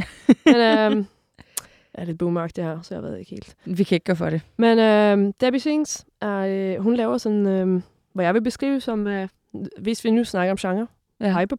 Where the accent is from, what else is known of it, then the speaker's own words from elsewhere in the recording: Sweden; now in Denmark; jeg er fra Sverige.